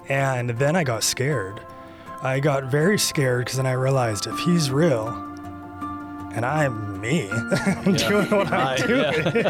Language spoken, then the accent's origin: English; Central California, United States; moved away as an adult; also born or lived in Visalia / San Diego; now in the Shoals, Alabama, United States; born and raised in Central California, a couple hours north of L.A.